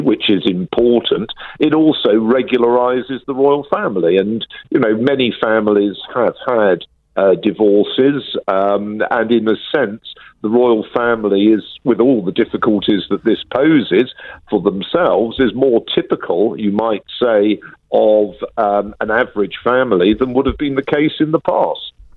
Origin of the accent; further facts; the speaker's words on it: United Kingdom; I'm a Brit